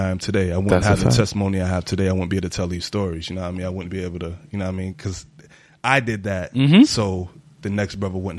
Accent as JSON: {"language": "English", "region": "Ohio", "country": "United States", "tie": "born or raised there", "moved": "yes", "lives_now": "New York, United States", "said": "I grew up in Ohio."}